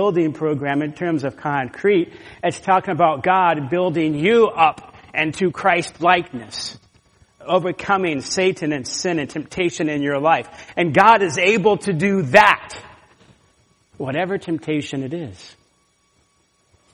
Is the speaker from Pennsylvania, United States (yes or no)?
no; Florida, United States; moved away; also born or lived in California; I'm from Florida